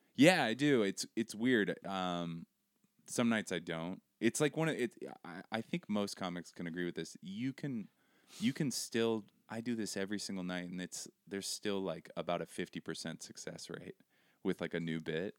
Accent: Seattle, Washington, United States; moved away as an adult; also born or lived in Brooklyn, New York; I grew up in Seattle.

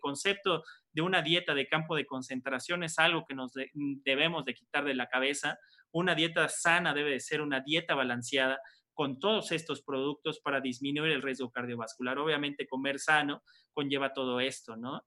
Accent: Mexico; como buen mexicano

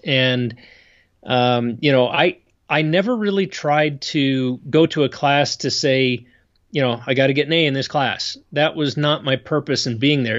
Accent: State College, Pennsylvania, United States; moved away as an adult; also born or lived in Idaho; now in Utah, United States; I grew up back east in Pennsylvania

